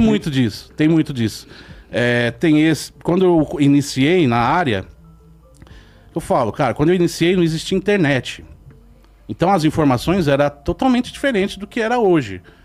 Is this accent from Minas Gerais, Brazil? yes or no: no; Jandira, São Paulo, Brazil; Eu cresci em Jandira, não é longe hoje em dia